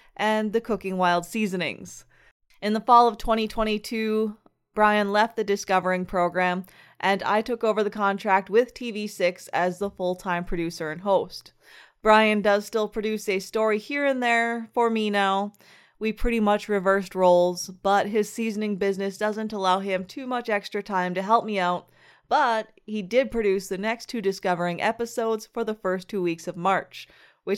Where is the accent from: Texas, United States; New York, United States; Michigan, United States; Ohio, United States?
Michigan, United States; the UP; commuting 150 miles a day from my hometown in the UP